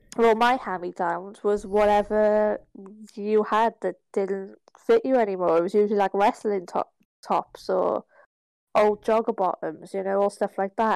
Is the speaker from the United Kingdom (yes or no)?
no; Ireland; I'm Irish.